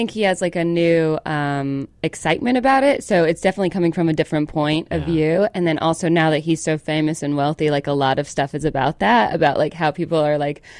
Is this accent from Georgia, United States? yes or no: yes; Calhoun, Georgia, United States; moved away; Southern, I'm from Calhoun, Georgia. Calhoun. We have a Nike outlet.